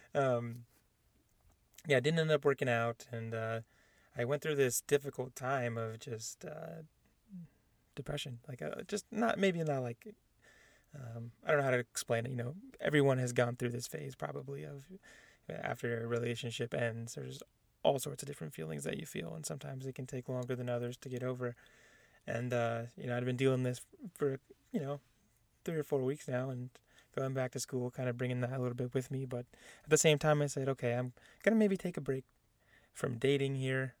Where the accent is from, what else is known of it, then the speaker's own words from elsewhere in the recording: San Diego, California, United States; I was born in San Diego, California, where I went to Mount Miguel High School in Spring Valley